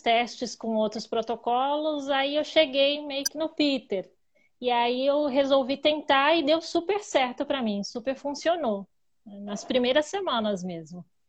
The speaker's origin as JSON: {"language": "Portuguese", "town": "Itapecerica da Serra", "region": "São Paulo", "country": "Brazil", "said": "sou de Tapicirica da Serra, Grande São Paulo"}